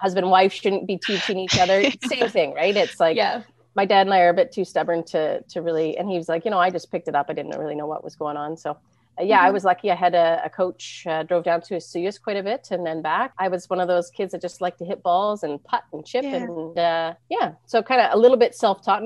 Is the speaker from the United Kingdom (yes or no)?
no; Penticton, British Columbia, Canada; growing up in Penticton